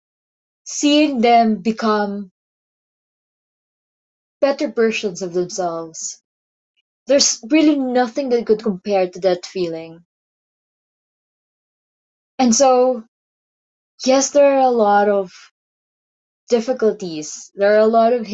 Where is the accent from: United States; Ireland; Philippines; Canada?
Philippines; my life as a teacher and as a writer and as a Filipina